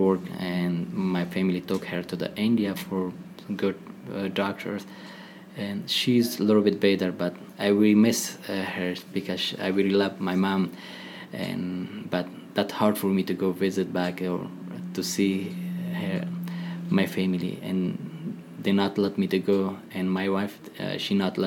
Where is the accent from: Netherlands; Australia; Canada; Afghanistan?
Afghanistan; Laghman; English is a second language; moved away as an adult; also born or lived in Peshawar, Pakistan / Virginia, United States; now in United States; I'm from east of Afghanistan. I'm from Lahman